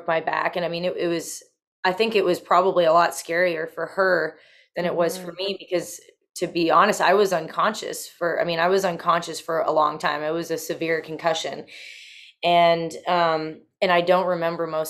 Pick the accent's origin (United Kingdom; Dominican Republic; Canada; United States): Canada; Bowmanville, Ontario; I'm from Bowmanville